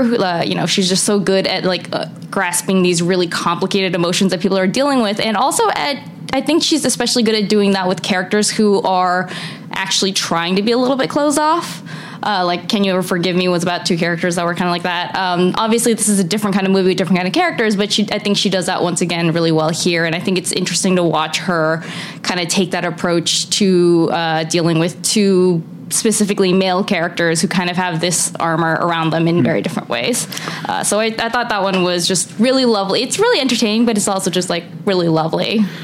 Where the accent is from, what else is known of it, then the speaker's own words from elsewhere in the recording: United States; I'm an American. I've never lived in Canada.